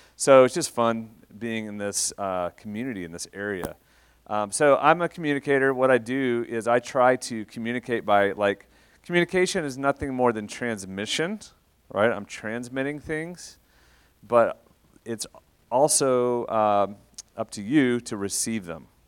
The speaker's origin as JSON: {"language": "English", "town": "Shawnee", "region": "Oklahoma", "country": "United States", "tie": "born or raised there", "also_born_or_lived": "Russia / Atlanta / London", "moved": "as an adult", "lives_now": "Oklahoma City, United States", "said": "I'm from Shawnee originally. Um, I grew up, uh, in Shawnee, went to O B U"}